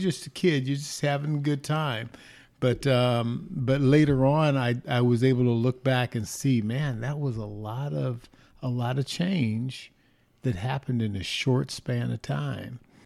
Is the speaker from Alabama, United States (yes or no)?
no; Inglewood, California, United States; also born or lived in Los Angeles, California; I was born in Los Angeles, California, at Queen of Angels Hospital. Gosh, went to elementary school, uh, few Catholic schools, Saint Eugene's, Saint Agatha's, then went to Monroe and Morningside High School in Inglewood, California